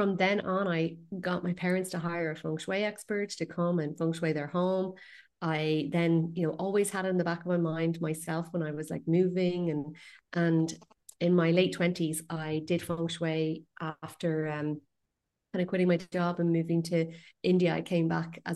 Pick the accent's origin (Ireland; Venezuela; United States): Ireland; west coast of Ireland, west of Ireland; I'm from the west coast of Ireland